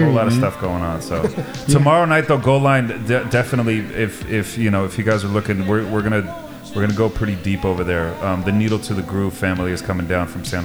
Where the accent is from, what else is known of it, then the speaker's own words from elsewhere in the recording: Iceland; moved away; I'm originally from Iceland